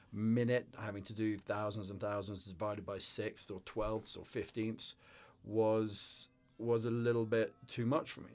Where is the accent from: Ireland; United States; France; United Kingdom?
United Kingdom; the north of England; also born or lived in London; I grew up in northern England and uh, yeah, went to various boarding schools around in the countryside